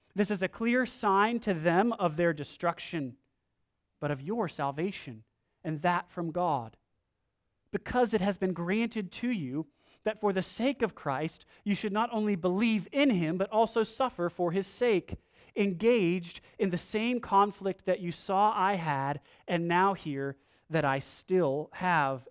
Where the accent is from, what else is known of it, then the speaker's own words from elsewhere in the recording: United States; we are from America.